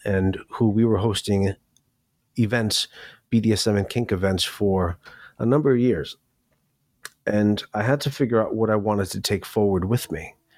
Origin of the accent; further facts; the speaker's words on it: New York City, New York, United States; also born or lived in Miami; I grew up in New York City. I was born in Miami, but I feel like I was born in New York City.